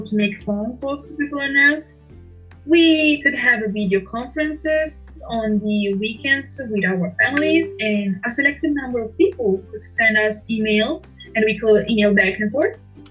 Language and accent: English; Milan, Lombardy, Italy; English is a second language; I was born in Milan, in Italy, and I am 42 years old